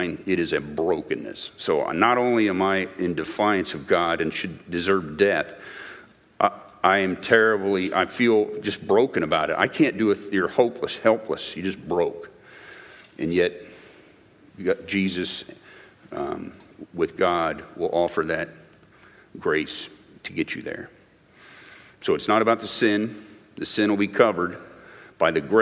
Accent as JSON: {"language": "English", "town": "Enon", "region": "Ohio", "country": "United States", "tie": "born or raised there", "said": "I grew up in Enon, Ohio, on the other side of Dayton, near Wright-Patterson Air Force Base, where my father worked."}